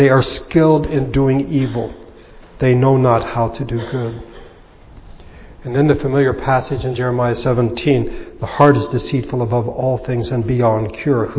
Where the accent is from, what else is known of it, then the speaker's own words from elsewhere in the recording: United States; us as American Christians